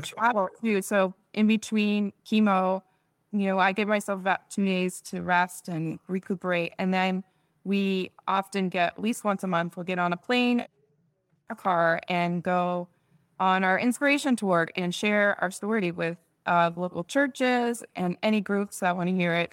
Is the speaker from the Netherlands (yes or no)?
yes; Netherlands; moved away; I was born there in the Netherlands